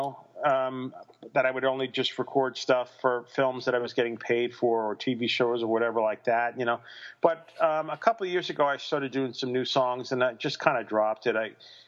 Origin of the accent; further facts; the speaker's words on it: North Massapequa, New York, United States; moved away as an adult; also born or lived in Queens / Los Angeles; I was born in Queens, but I wasn't raised there. We lived out on the island in the suburbs. And I grew up in Massapequa, or actually technically North Massapequa, Long Island